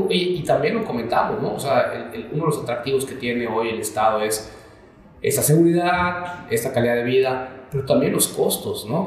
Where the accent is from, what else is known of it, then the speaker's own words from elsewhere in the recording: Mexico; Me imagino como mexicano